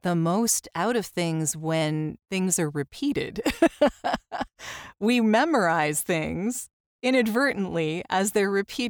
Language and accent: English; Canada; I'm Canadian. I have no ties to the military at all, but I love NCIS.